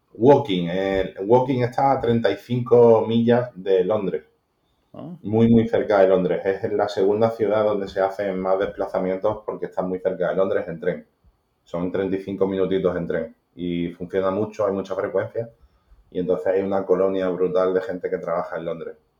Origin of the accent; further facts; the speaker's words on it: Málaga, Andalusia, Spain; nací en Málaga, en, un barrio de Málaga